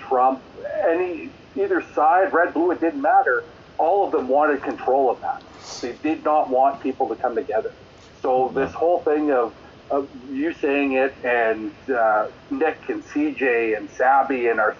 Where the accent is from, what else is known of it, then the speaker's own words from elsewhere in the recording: Saskatchewan, Canada; I grew up in Saskatchewan, was friends with the Hart family and Stampede Wrestling